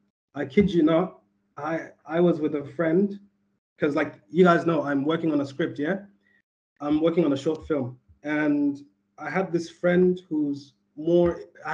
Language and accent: English; Sydney, New South Wales, Australia; the cats that I grew up around in Western Sydney